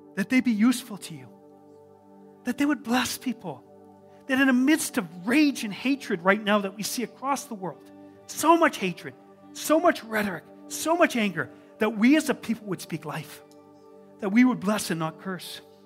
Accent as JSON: {"language": "English", "country": "Canada", "said": "I'm a Canadian. We're quite reserved."}